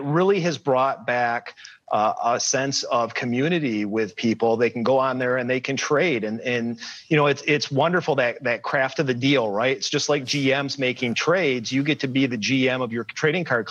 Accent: Michigan, United States; I grew up in Michigan

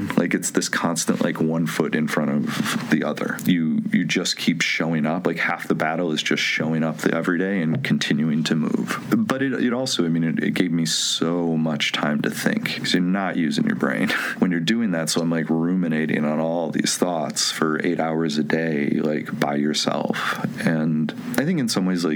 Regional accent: Medina, New York, United States; moved away; I'm from a tiny town between Buffalo and Rochester, New York. It's called Medina

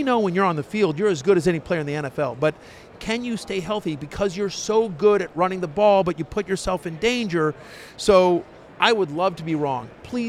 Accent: College Station, Texas, United States; I grew up in College Station.

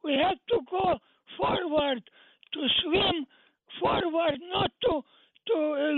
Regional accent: Romania; English is a second language; moved away; FBI was good for me for the last 48 years since I came from Romania.

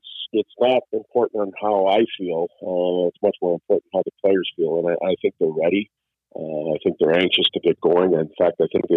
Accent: Saskatchewan, Canada; now in South Bay, United States; I'm from Saskatchewan.

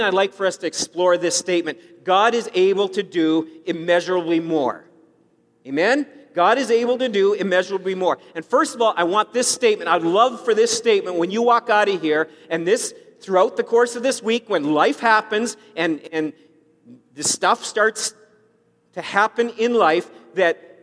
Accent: Saskatchewan, Canada; I grew up in Saskatchewan

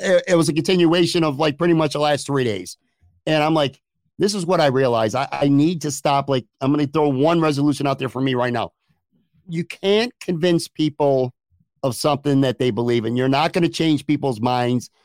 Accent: Buffalo, New York, United States; I grew up in Buffalo forty years ago

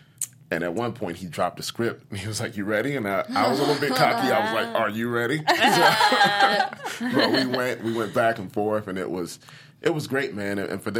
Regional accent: Miami, Florida, United States; growing up in Miami

